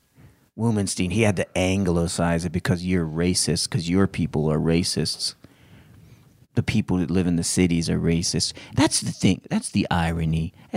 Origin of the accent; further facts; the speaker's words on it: Frankfort, Kentucky, United States; Well, first of all, I grew up outside of Frankfurt in Kentucky, not Germany.